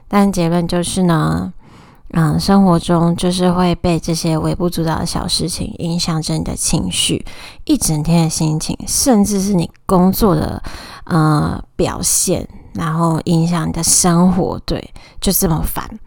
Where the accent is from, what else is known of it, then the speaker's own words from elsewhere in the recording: Taoyuan, Taiwan; moved away as an adult; also born or lived in Tainan; now in Taipei, Taiwan; 我是桃园人，大学四年，还有毕业后两年，总共六年都在台南生活